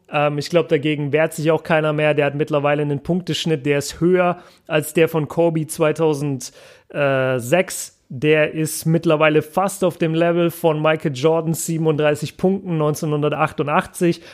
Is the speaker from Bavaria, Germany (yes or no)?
yes; Nuremberg, Bavaria, Germany; now in Ruhr area, Germany; bei uns in Nürnberg sagt man